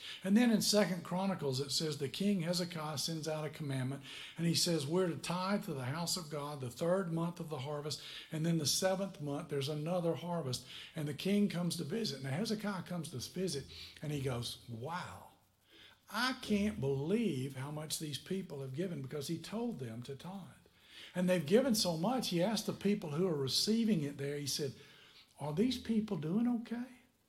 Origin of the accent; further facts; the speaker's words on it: Tennessee, United States; moved away as an adult; now in Niceville, United States; Somebody taught me about it when I was 21 years old. I came down here from Tennessee to Niceville, Florida.